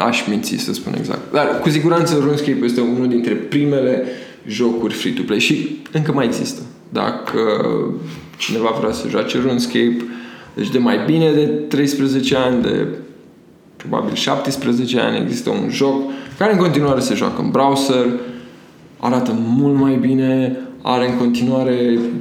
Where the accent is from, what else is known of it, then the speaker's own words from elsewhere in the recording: Romania; eu sunt din Tămăroaia